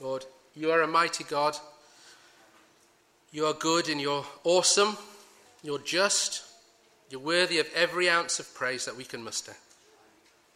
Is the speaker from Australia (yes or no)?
no; United Kingdom; We're British